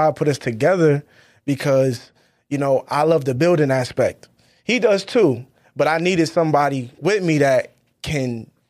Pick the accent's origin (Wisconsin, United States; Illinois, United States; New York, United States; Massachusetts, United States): Massachusetts, United States; Boston; also born or lived in Worcester / Stoughton; But I was born in Boston, moved to Worcester. Then I moved to Stoughton. Then I moved back to Worcester.